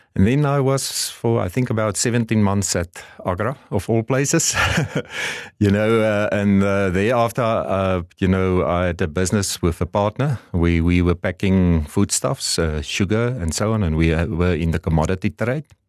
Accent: southern Namibia, Namibia; also born or lived in Stellenbosch, South Africa; I grew up, uh, you know, in southern Namibia. I was born and bred in Namibia

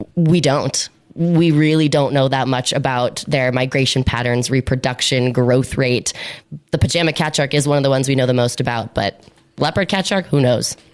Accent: Washington, District of Columbia, United States; moved away as an adult; also born or lived in Miami; now in Mossel Bay, South Africa; Originally, I'm from Washington, D.C., in the United States, but I've been back and forth between the US and South Africa for about six years.

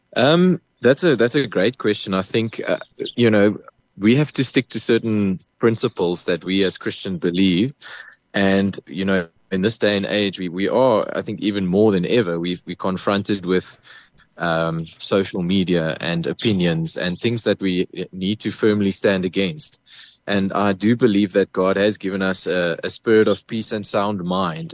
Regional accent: Port Elizabeth, Eastern Cape, South Africa; moved away as an adult; now in Pretoria, South Africa; I come from Port Elizabeth. I was born in, in PE

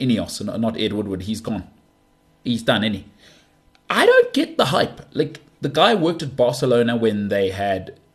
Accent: South Africa; I'm a South African

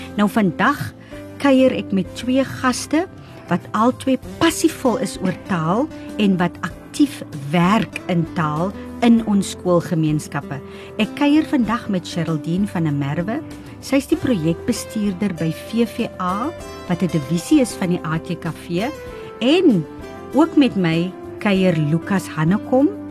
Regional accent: O'okiep, Northern Cape, South Africa; first language Afrikaans; moved away as an adult; Ek kom uit 'n klein plekkie ook uit Oukiep uit die Noord-Kaap uit en toe ek in die Grote Kaap kom en na matriek

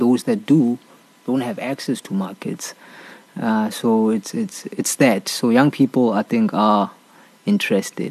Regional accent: Soweto, Gauteng, South Africa; I was born and raised in Soweto

